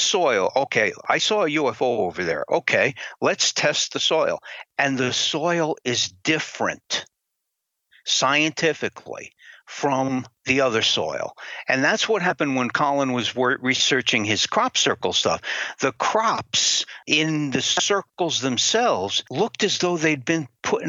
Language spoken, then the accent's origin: English; Connecticut, United States; My home state of Connecticut